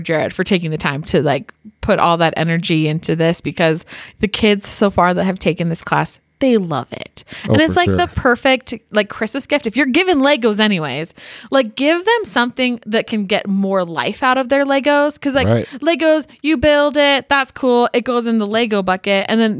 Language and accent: English; Canada; Which I'm also Canadian.